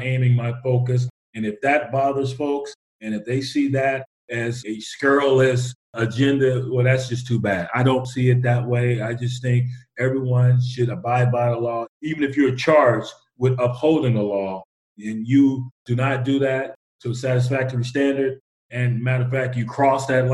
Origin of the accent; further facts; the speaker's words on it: West Texas, United States; moved away; also born or lived in Los Angeles; growing up in West Texas